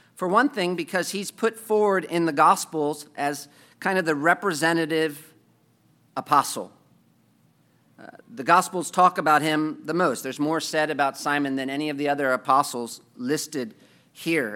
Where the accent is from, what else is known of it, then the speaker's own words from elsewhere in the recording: United States; as an American